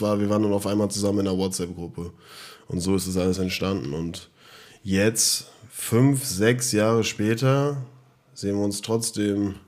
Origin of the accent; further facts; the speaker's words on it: Frankfurt am Main, Hesse, Germany; wir kommen aus Frankfurt